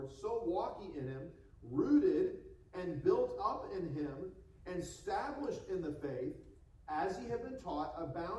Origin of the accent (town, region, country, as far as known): United States; moved away as an adult; now in Hong Kong